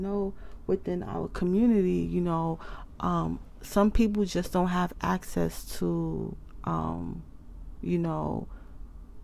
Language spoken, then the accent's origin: English; United States; I'm from the United States